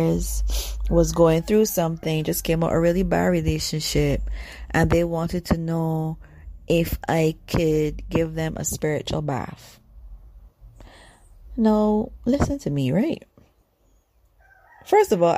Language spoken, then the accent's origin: English; Barbados; I'm from Barbados, so we're the originators of sugar and rum.